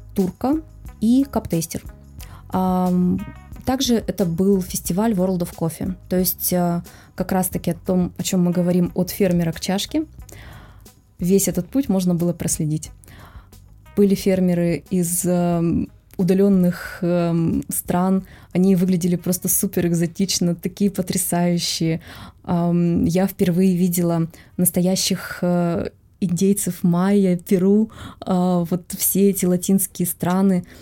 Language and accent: Russian; Russia; мы из России